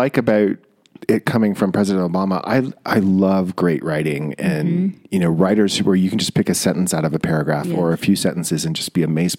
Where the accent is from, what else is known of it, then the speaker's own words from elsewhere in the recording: Bishop, California, United States; also born or lived in East Coast; I'm actually from Bishop, but I spent a lot of time on the East Coast and traveling around.